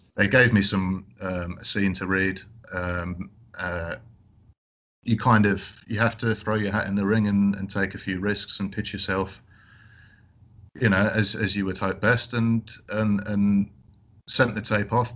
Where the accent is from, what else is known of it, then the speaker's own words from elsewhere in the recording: London, United Kingdom; I grew up in London